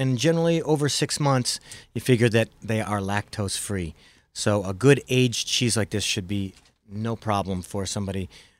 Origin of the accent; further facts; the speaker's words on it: Midwest, United States; accent: Midwest; My Midwest accent wouldn't